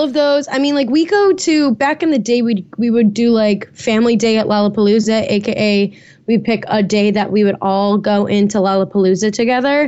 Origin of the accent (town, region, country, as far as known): Chicago, Illinois, United States; born or raised there; now in Atlanta, United States